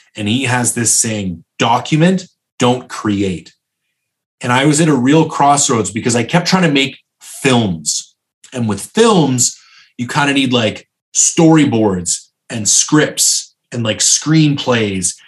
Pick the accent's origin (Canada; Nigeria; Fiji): Canada; I'm not American, I'm Canadian